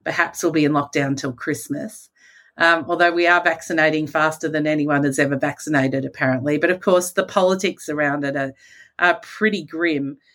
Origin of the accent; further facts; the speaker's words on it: Australia; as an Australian